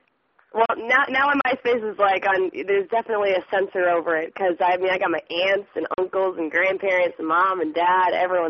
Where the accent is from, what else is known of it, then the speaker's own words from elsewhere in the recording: Germany; I grew up in Germany pretty much for like, you know, 6 years, I guess, 5-6 years